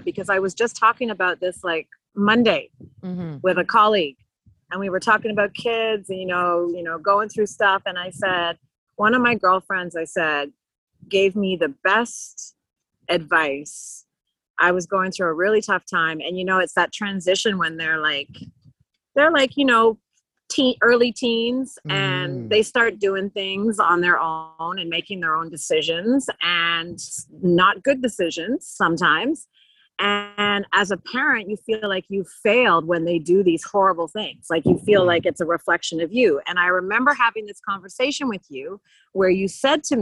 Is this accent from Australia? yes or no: no; Canada; moved away as an adult; now in Bahamas; I was born in Canada, I moved here when I was 18